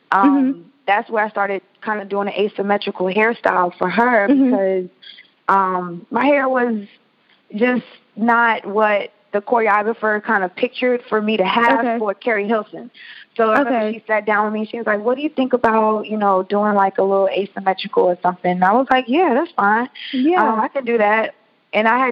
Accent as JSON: {"language": "English", "town": "Atlanta", "region": "Georgia", "country": "United States", "tie": "born or raised there", "said": "a girl growing up in Atlanta dancing"}